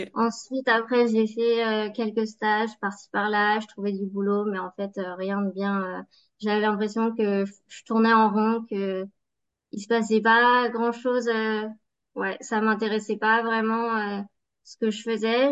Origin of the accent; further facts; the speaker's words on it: Savoie, Auvergne-Rhône-Alpes, France; moved away as an adult; also born or lived in Baltic states; je suis originaire de la Savoie